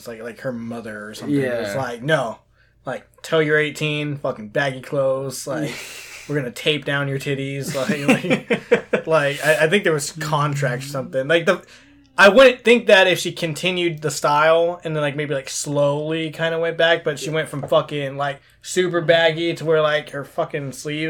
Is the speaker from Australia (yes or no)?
no; Queens, New York, United States; I'm from Queens. Queens tastes like pretzels.